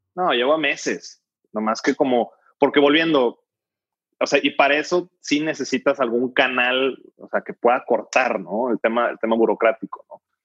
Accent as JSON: {"language": "Spanish", "country": "Mexico", "said": "como mexicanos"}